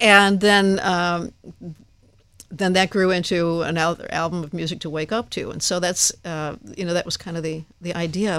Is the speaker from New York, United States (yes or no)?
no; Downers Grove, Illinois, United States; In my hometown, Downers Grove, Illinois